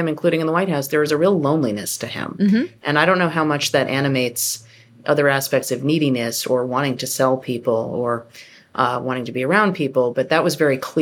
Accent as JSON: {"language": "English", "region": "New York", "country": "United States", "said": "I'm from New York and I worked at tabloids"}